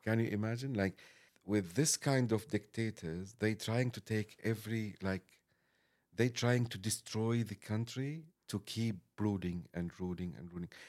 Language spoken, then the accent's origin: English; Damascus, Syria; English is a second language; moved away as an adult; now in London, United Kingdom